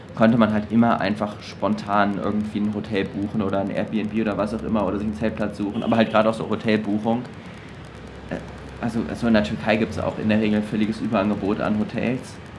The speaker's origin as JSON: {"language": "German", "country": "Germany", "said": "als Deutscher"}